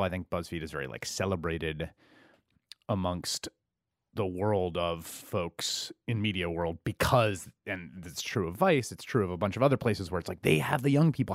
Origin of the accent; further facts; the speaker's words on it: New York City, New York, United States; I grew up in the Bronx in the eighties